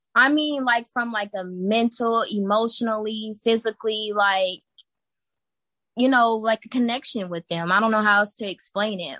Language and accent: English; Texas, United States; I'm from Texas, born and raised. Been here my whole life